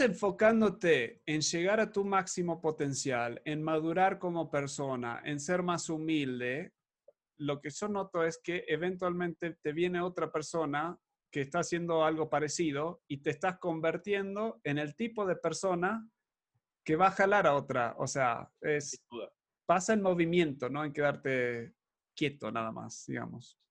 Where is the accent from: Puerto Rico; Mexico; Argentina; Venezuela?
Argentina; Yo me crié en Argentina